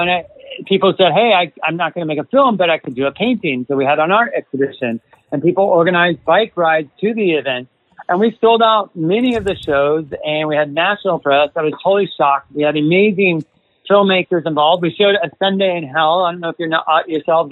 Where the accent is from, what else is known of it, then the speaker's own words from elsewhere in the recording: United States; I'm from the United States originally